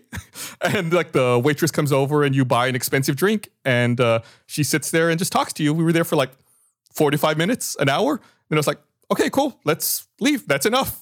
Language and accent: English; Texas, United States; I was from Texas